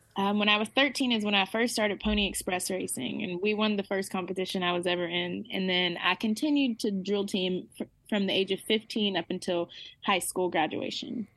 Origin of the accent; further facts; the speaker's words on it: Arkansas, United States; I'm from Arkansas.